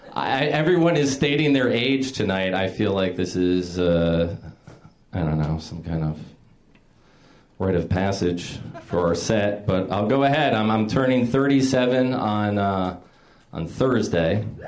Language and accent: English; West New York, New Jersey, United States; I grew up in West New York, New Jersey